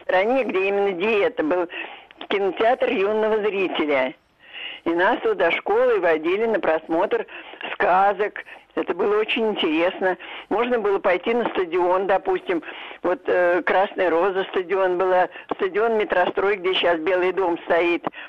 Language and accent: Russian; Moscow, Russia; я коренная москвичка, жила я Смоленская улица или Плющиха